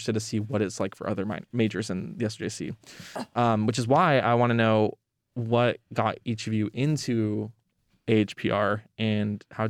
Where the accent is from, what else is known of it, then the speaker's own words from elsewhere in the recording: Salem, Oregon, United States; I'm from Salem.